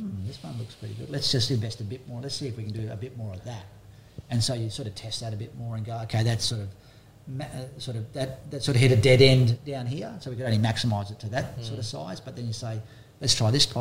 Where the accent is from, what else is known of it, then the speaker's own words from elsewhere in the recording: Byron Bay, New South Wales, Australia; growing up in Byron Bay in this area